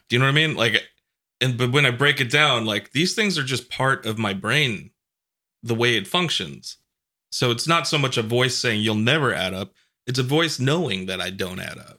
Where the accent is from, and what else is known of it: New York, United States; moved away